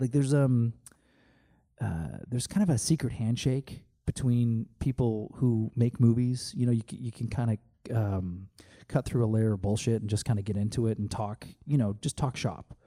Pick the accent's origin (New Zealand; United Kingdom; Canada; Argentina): Canada; moved away as an adult; also born or lived in Calgary, Canada; now in California, United States; I am Canadian, and this was when I lived in Calgary.